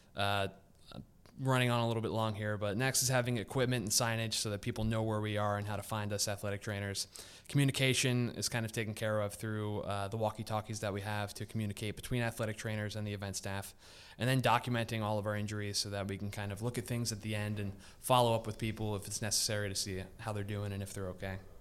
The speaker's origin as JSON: {"language": "English", "town": "Philadelphia", "region": "Pennsylvania", "country": "United States", "tie": "born or raised there", "said": "I grew up in Northeast Philadelphia"}